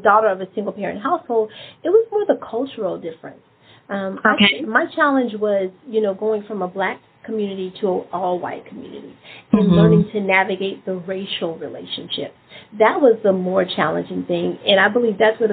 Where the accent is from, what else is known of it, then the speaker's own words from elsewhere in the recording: Memphis, Tennessee, United States; I'm from Memphis